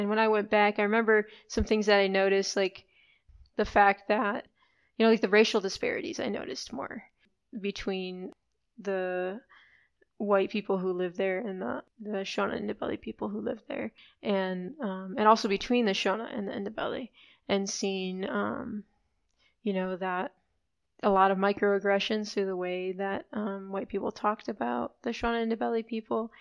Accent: Chicago, Illinois, United States; I grew up in Chicago, but then have also spent time abroad

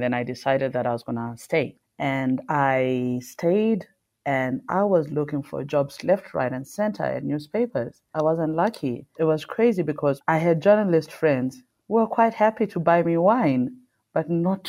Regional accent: South Africa; Well, I'm South African Zimbabwean. My mom is Zimbabwean.

